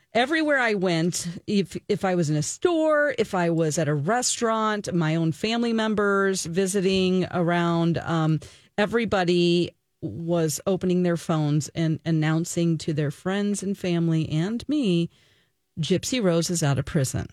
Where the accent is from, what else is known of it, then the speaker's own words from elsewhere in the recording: Missouri, United States; moved away; I am originally from Missouri